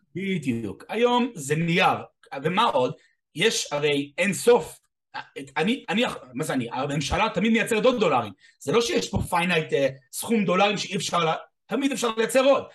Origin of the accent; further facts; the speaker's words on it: United States; now in Israel; במקור אני אמריקאי, אני בארץ 30 שנה